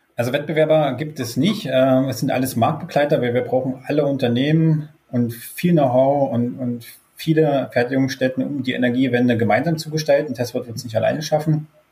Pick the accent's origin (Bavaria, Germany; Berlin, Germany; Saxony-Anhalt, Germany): Saxony-Anhalt, Germany; Wittenberg; kommen die Gründer, also Simon und ich, hier auch gebürtig aus der Lutherstadt Wittenberg